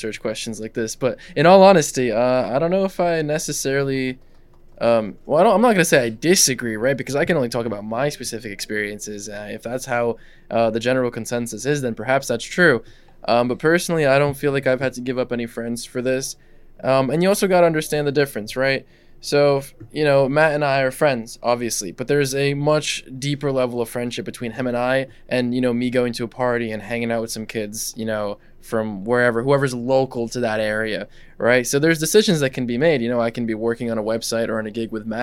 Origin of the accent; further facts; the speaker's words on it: Russia; English is a second language; now in United States; I was born here, but I grew up in Russia, right? So English is actually my second language.